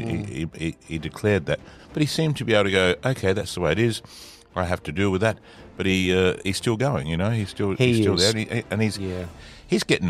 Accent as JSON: {"language": "English", "town": "Adelaide", "region": "South Australia", "country": "Australia", "tie": "born or raised there", "said": "I grew up in Allamy Gardens"}